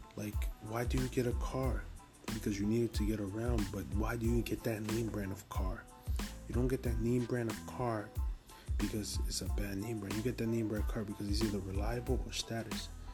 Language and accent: English; New York City, New York, United States; I'm from Harlem, New York, Harlem. Just to let you know, I'm from Harlem, so from the east side of Harlem